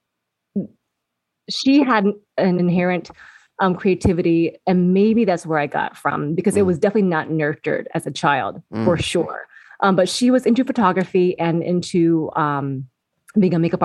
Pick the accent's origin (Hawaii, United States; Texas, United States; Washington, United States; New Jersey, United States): Washington, United States; Seattle; Born and raised in Seattle, Washington. Okay. So I'm first generation Vietnamese